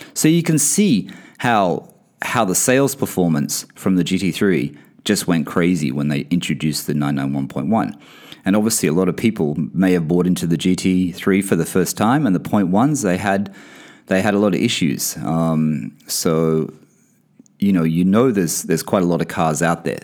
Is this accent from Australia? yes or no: yes; Australia; moved away; also born or lived in Bahrain; I come from Australia